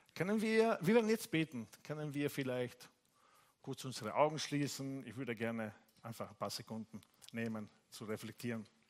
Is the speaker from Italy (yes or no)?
yes; Italy; German is a second language; now in Bari, Italy; ich bin Italiener